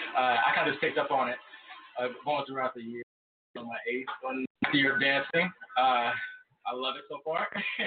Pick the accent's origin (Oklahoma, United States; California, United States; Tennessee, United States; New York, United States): Oklahoma, United States; Tulsa; also born or lived in Atlanta; I was born in Atlanta, but I lived in Tulsa my whole life.